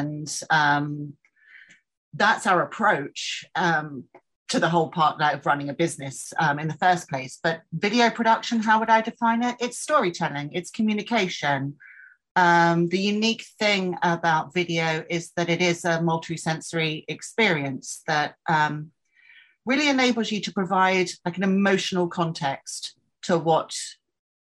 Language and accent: English; England, United Kingdom; moved away; we're both English